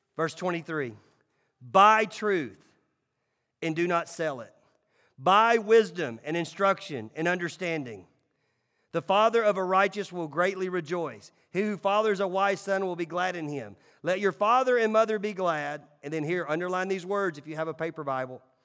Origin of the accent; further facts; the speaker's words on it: Nashville, Tennessee, United States; I grew up in Nashville.